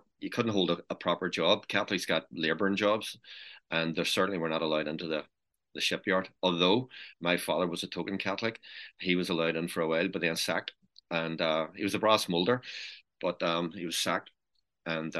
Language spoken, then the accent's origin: English; Belfast, Northern Ireland, United Kingdom; We lived over in it was an area called Ballymacarrett in East Belfast, and sometimes known as St Matthews. That's where I was born, 4 Khartoum Street.